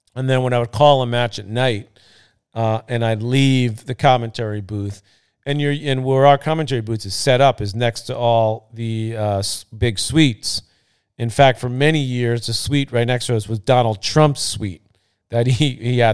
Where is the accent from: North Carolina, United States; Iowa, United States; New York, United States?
New York, United States; New York City; I was born and raised in Queens, by the way, about fifteen minutes from the site of the U S Open.